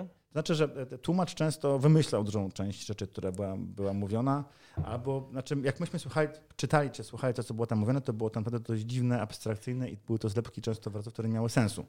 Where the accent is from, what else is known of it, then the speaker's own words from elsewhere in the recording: Poland; Jesteśmy deweloperami z Polski, Europy Środkowej